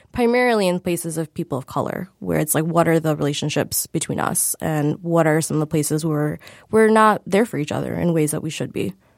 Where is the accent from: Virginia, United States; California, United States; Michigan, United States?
Michigan, United States; we all grew up in Michigan